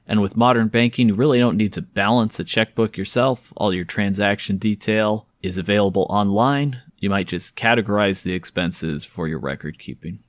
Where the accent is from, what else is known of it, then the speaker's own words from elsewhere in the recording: California, United States; some of my perspective comes as a Californian